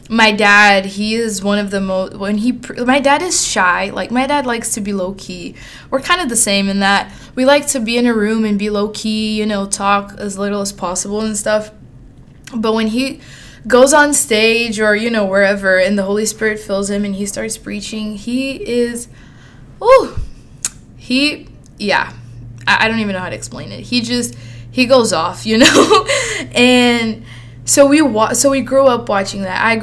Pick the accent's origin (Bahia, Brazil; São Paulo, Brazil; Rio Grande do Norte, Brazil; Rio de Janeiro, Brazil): São Paulo, Brazil; born there; so I was born in Brazil in July of 2003, a summer baby. And I was born in Sao Paulo, which is one of the biggest cities in the world